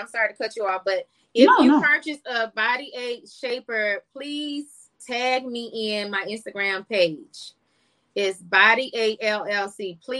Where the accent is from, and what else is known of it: South Carolina, United States; born or raised there